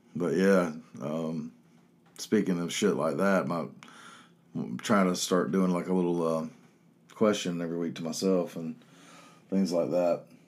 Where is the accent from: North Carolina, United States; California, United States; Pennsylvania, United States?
North Carolina, United States; Chapel Hill; growing up in Chapel Hill.